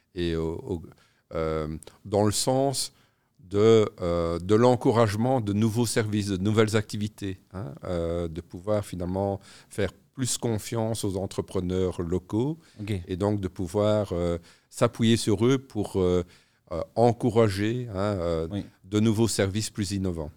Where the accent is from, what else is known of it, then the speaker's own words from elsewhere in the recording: Namur, Wallonia, Belgium; je suis namurois